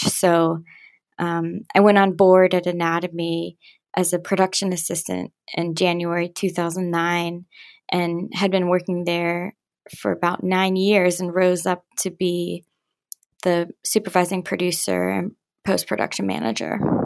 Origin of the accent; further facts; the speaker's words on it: Pittsburgh, Pennsylvania, United States; moved away as an adult; now in New York City, United States; I'm originally from Pittsburgh